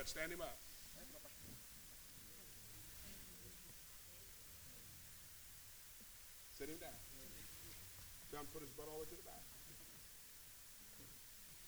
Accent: Missouri, United States; I'm from Missouri

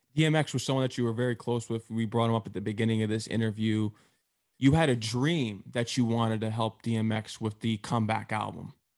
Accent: Connecticut, United States; I'm actually from Connecticut

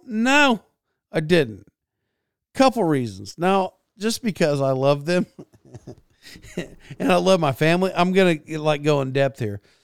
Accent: United States; in the United States, I did not grow up like I was Donald Trump at all

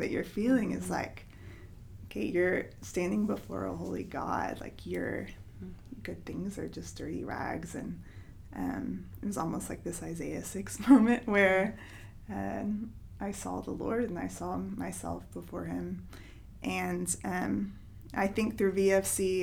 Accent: Knoxville, Tennessee, United States; I'm from Knoxville

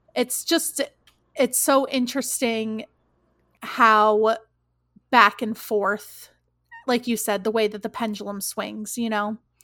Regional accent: New York, United States; I grew up in New York

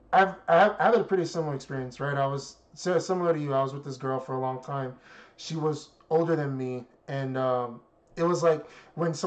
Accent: New York City, New York, United States; now in California, United States; I'm from the Bronx

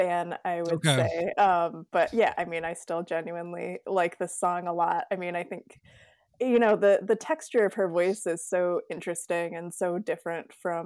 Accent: Grand Rapids, Michigan, United States; now in Twin Cities, United States; I grew up in Grand Rapids, Michigan

